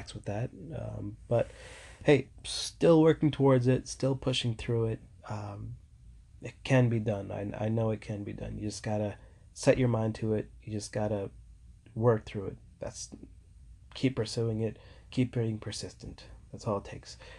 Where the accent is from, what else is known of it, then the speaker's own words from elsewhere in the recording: New York, United States; I'm from New York